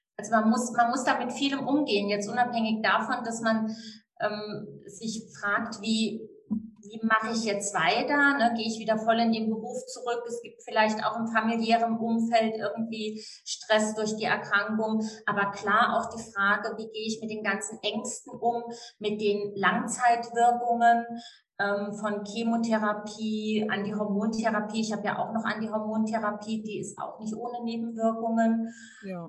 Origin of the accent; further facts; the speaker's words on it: Saarland, Germany; ich bin gebürtige Saarländerin